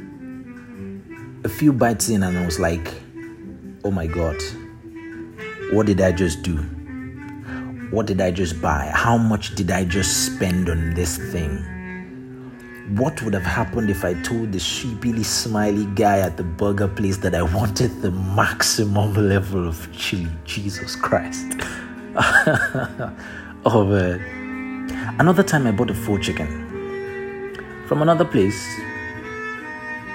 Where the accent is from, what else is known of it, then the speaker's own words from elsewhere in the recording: Nigeria; moved away; also born or lived in San Francisco / Berlin; growing up in Nigeria